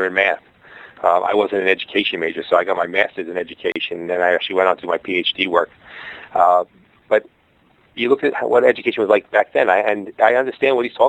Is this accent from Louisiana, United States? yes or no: no; New York City, New York, United States; accent: Brooklyn; moved away as an adult; now in Hawaii, United States; my Brooklyn accent